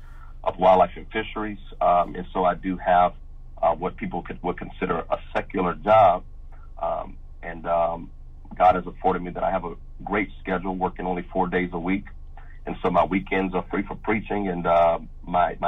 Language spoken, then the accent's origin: English; Louisiana, United States; I grew up in Louisiana all my life, born and raised here in Louisiana